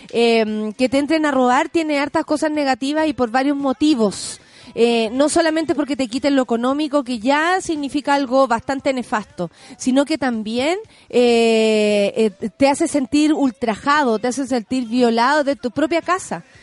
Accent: Viña del Mar, Valparaíso, Chile; Soy dibujante eh, arquitectónico y ando buscando peguitas, Soy de Viña.

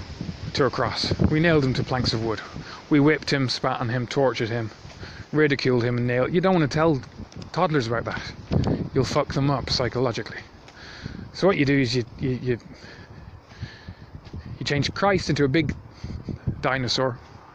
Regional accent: Ireland; accent: Irish; the country I'm from, I'm not Irish, but it's where I got this accent.

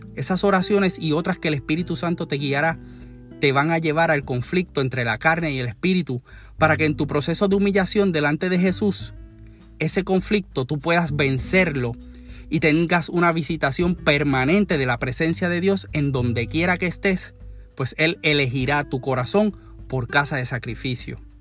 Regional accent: Puerto Rico; como decimos en Puerto Rico

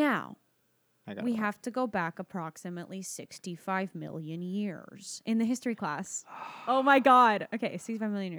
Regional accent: Canada; we're Canadian

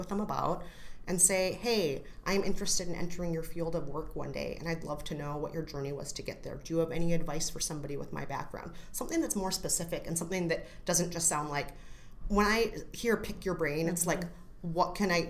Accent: Minneapolis, Minnesota, United States; moved away as an adult; also born or lived in New York; I'm from Minneapolis

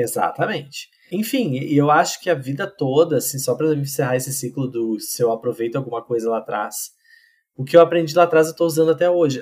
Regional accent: Pantano Grande, Rio Grande do Sul, Brazil; moved away as an adult; also born or lived in Santa Cruz do Sul / São Paulo; now in Porto Alegre, Brazil; Eu sou de Pantano Grande, que é uma cidade do interior do Rio Grande do Sul

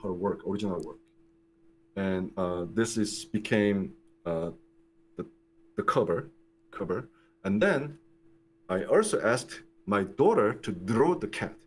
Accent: Daegu, South Korea; moved away as an adult; also born or lived in United States; I was born in Korea. I grew up in Korea. I spent like 24 years in Korea

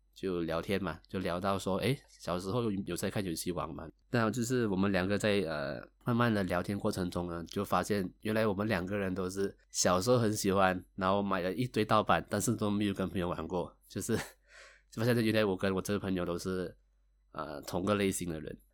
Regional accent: Malaysia; 我是一个来自马来西亚的九零后上班族

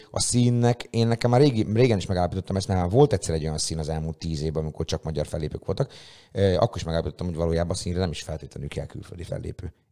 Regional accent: Szeged, Csongrád-Csanád, Hungary; ez ilyen tényleg szegedi fesztivál, és mi, akik ilyen, ilyen nagyon szegediek vagyunk, és itt nagyon sok, azért neked is, nekem is viszonylag sok ismerős, barát, haver van a városban

